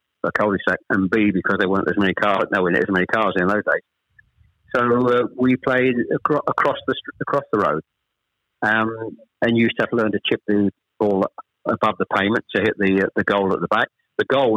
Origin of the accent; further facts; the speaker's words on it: Chelmsford, East of England, United Kingdom; also born or lived in Ashton-under-Lyne / Manchester; We actually moved south from Manchester. I was born in Ashton under Lyne. We actually moved south to Chelmsford when I was... Probably I was the eldest of three when I was probably about seven or eight